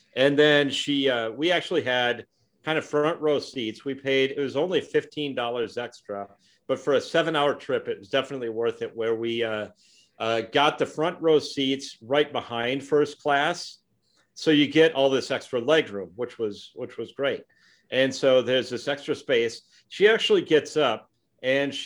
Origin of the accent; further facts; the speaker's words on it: Minneapolis, Minnesota, United States; I'm from Minneapolis